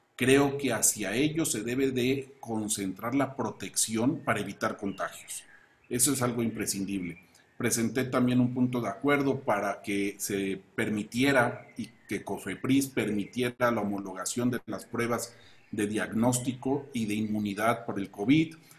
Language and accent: Spanish; Chiapas, Mexico; En Chiapas sufrimos un sistema de salud saqueado por gobiernos anteriores